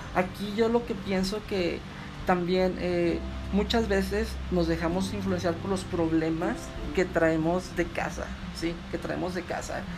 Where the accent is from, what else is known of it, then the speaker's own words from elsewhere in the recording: United States; moved away as an adult; now in Mexico; estudié gran parte de mi vida en Estados Unidos, cursé lo que fue educación básica, preparatoria y dos años de universidad